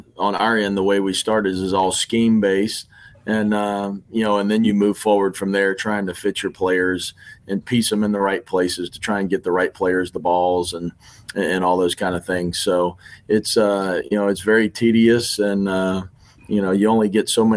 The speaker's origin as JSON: {"language": "English", "town": "Lake Charles", "region": "Louisiana", "country": "United States", "tie": "born or raised there", "said": "So I grew up in Lake Charles, Louisiana. I think I moved there when I was probably fourth or fifth grade"}